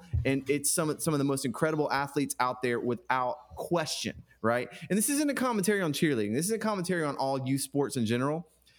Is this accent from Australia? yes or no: no; Kentucky, United States; my hometown in Kentucky, little rural town in Kentucky